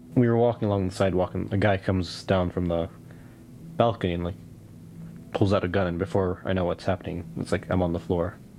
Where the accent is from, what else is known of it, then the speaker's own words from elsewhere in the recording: West Bank, Palestine; moved away; just growing up in the West Bank and growing up under occupation, just growing up in Palestine in general